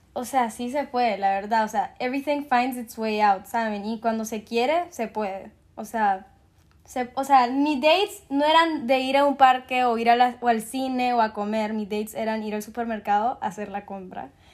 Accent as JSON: {"language": "Spanish", "country": "Honduras", "said": "soy de Honduras"}